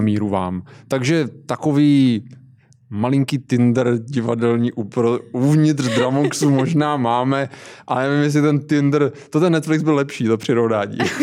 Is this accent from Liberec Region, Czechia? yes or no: no; near Zlín, Zlín Region, Czechia; já pocházím kousek od Zlína, takže v Městském divadle ve Zlíně jsem byl na R U R